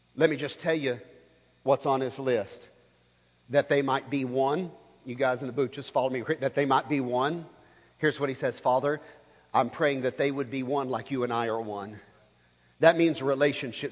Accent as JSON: {"language": "English", "region": "the Baptist South", "country": "United States", "tie": "born or raised there", "said": "I grew up here in the Baptist South"}